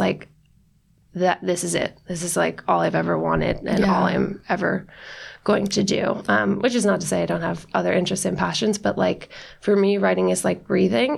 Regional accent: Westchester, New York, United States; I'm from Westchester, which is like an hour outside of the city.

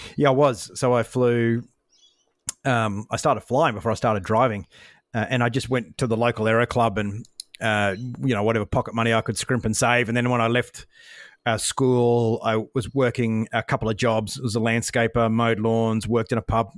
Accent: Brisbane, Queensland, Australia; I grew up in Brisbane

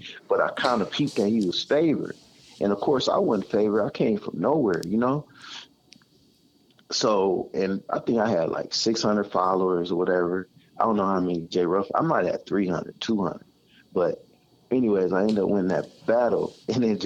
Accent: Pasadena, California, United States; I'm from Pasadena

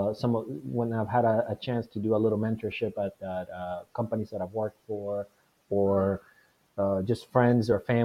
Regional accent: Venezuela; now in United States; I was born and raised in Venezuela

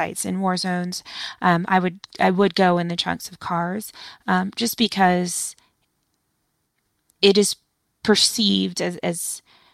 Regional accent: United States; as a white woman, you know, growing up in the United States

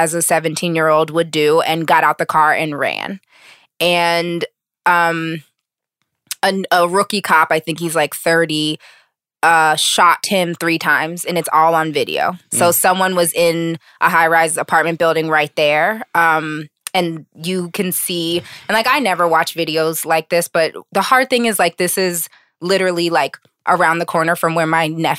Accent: Pittsburgh, Pennsylvania, United States; He was from Pittsburgh and I'm from Pittsburgh and I know the neighborhood that he grew up in.

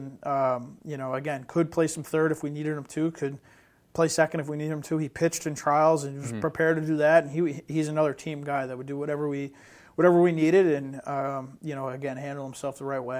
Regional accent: Northeast, United States; he's another kid, you know, a Northeastern kid, and you know, I'm from the Northeast, so I take a liking to him.

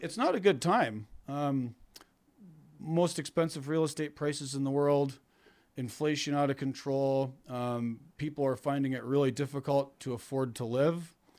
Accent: Canada; moved away as an adult; now in New York, United States; I'm Canadian

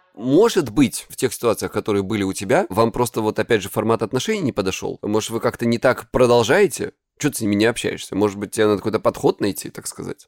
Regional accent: Krasnodar Krai, Russia; я с Кубани

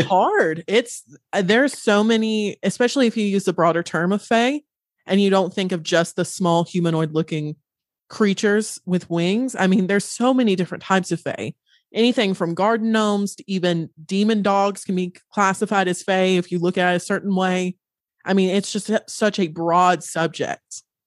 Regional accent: Western North Carolina, United States; I grew up in Western North Carolina.

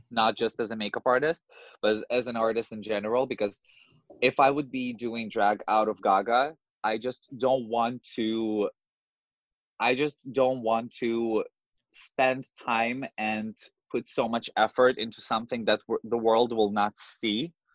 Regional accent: Moscow, Russia; English is a second language; moved away as an adult; now in New York, United States; I grew up in Moscow, in the capital in Russia

